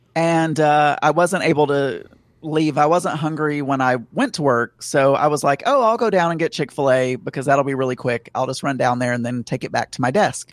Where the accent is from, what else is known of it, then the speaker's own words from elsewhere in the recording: the South, Southern United States, United States; accent: Southern; I'm sounding Southern right now. I can hear my Southern accent